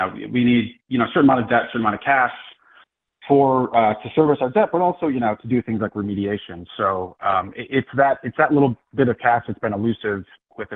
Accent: Buffalo, New York, United States; moved away as an adult; I'm from Buffalo

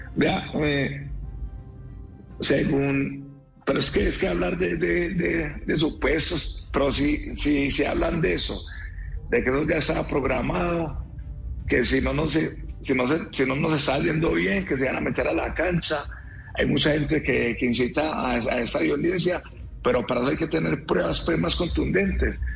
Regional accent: Antioquia, Colombia; somos antioqueños, somos arrieros

